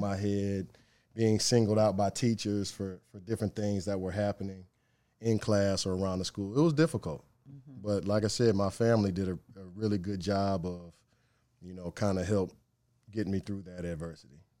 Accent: Cleveland, Ohio, United States; moved away; Cleveland, born and raised. Uh, grew up on the west side of Cleveland in a suburb called Strongsville

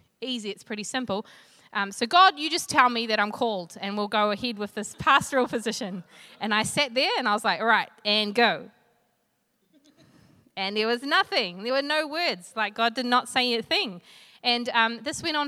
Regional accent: Flaxmere, Hawke's Bay, New Zealand; I come from Flaxmere in Hawke's Bay.

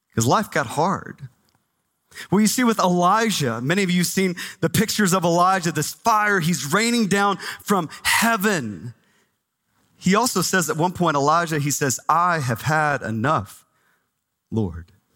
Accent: Texas, United States; now in Phoenix, United States; I grew up in Texas

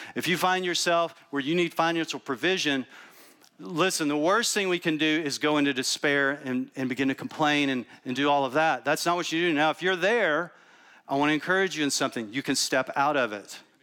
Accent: Texas, United States; also born or lived in New York City; now in Austin, United States; I'm from Texas originally

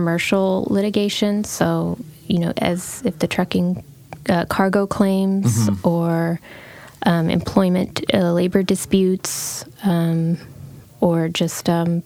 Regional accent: El Paso, Texas, United States; also born or lived in Austin, Texas / Vermont / Houston, Texas / Santa Fe; now in Portland, United States; I'm from El Paso, Texas. Originally grew up there

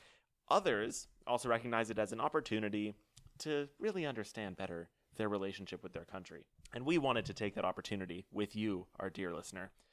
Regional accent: United States; we're American

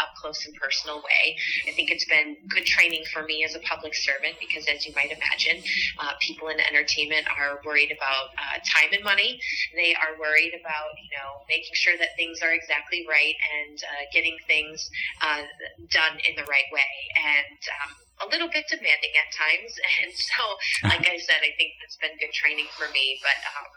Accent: Midwest, United States; now in West Hollywood, United States; I grew up in the Midwest, and now the pleasure of calling West Hollywood home

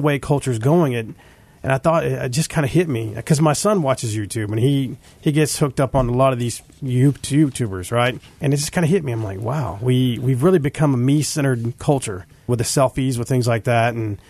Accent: California, United States; moved away; I grew up in California for when I was younger

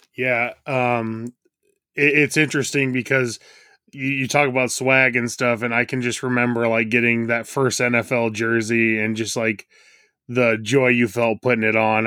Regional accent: Nebraska, United States; I'm from Nebraska

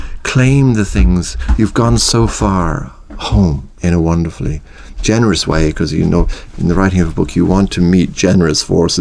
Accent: Ireland

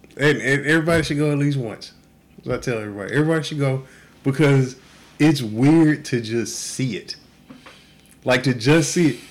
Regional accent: Texas, United States; now in Oahu, United States; I grew up in Texas

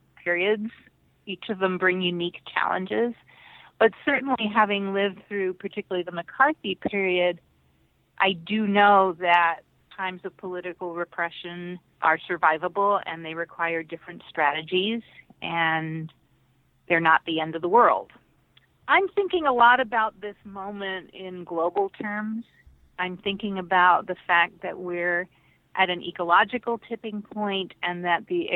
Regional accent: Puerto Rico; I was born in Puerto Rico, the child of blacklisted communists. I grew up on a farm in the remote part of the island

